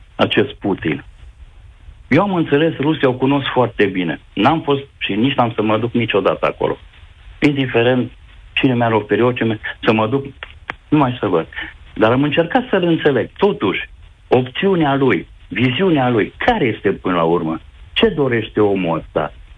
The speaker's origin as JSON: {"language": "Romanian", "town": "Reghin", "region": "Mureș County", "country": "Romania", "tie": "born or raised there", "said": "Eu sunt ardelean. Uh, am fost crescut de copil. Eu sunt din Reghin, de județul Mureș"}